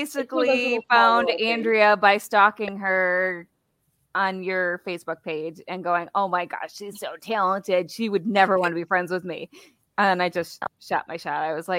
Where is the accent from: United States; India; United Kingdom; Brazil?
United States; Wisconsin; I'm from Wisconsin, don't you know? The land of cheese.